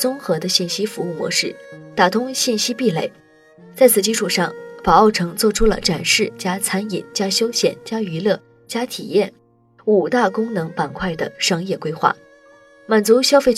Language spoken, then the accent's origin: Chinese; Shantou, Guangdong, China; 我是汕头人，我们老家是玩具的生产制造加工中心，产量大概占全球总产量的百分之三十。